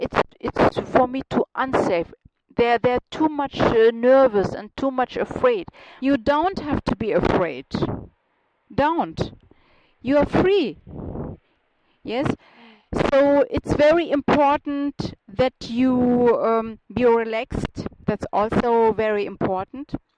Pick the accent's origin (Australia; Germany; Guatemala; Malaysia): Germany; accent: German; English is a second language; now in Munich, Germany; my German accent sounds a little bit uh, funny.